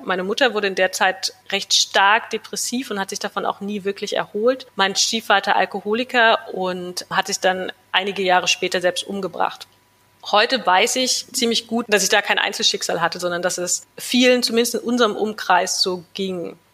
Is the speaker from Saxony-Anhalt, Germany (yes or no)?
yes; Wernigerode, Saxony-Anhalt, Germany; moved away as an adult; also born or lived in New York, United States; now in Berlin, Germany; Meine Kindheit und Jugend habe ich dann in meiner Heimatstadt Wernigerode verbracht